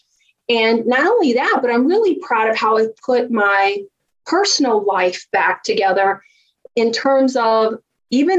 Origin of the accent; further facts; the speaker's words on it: Virginia, United States; accent: Southern; I grew up just a poor country girl from Virginia. If you haven't heard my Southern accent out, it'll come out soon